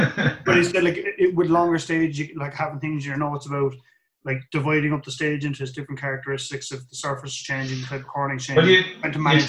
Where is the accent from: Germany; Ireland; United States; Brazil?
Ireland; Tipperary, Munster; I grew up in Tipperary.